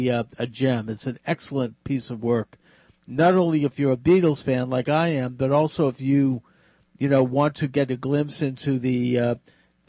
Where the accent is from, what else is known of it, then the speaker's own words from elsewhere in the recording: Boston, Massachusetts, United States; The show is on at the Boston Network News here in my hometown.